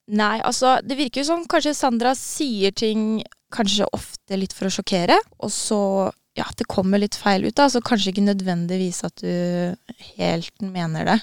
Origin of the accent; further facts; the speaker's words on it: Norway; Vi er jo nordmenn nå